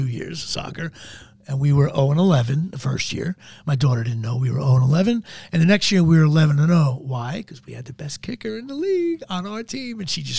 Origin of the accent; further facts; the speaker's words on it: New Jersey, United States; I'm a Jersey Italian. I grew up in New Jersey.